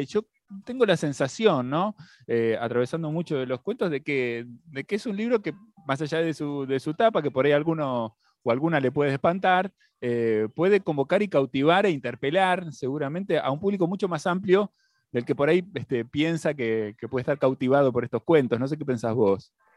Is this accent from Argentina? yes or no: yes; Argentina; nuestro país y de nuestra historia como argentinos